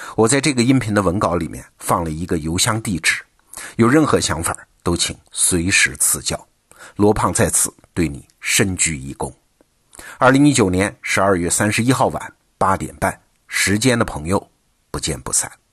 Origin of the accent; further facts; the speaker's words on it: China; 我们这一代中国人